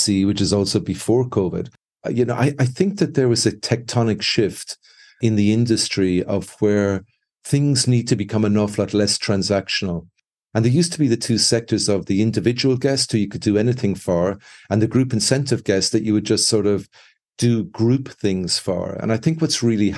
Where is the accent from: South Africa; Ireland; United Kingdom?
Ireland; now in Mexico; being Irish